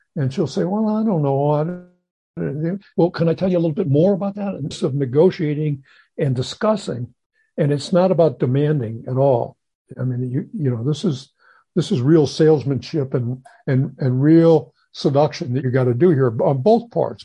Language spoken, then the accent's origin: English; St. Louis, Missouri, United States; moved away; I grew up in St. Louis